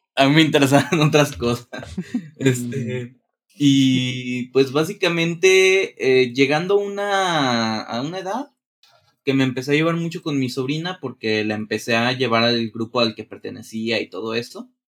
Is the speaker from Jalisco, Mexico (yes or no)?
yes; Guadalajara, Jalisco, Mexico; yo nací en Guadalajara, Jalisco, de aquí de México